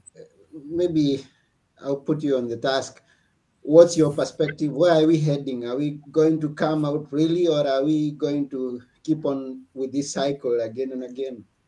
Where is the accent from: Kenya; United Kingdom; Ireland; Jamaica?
Kenya; now in Athens, Greece; I'm personally from Kenya, but mm. I'm mm-hmm. currently in Athens, Greece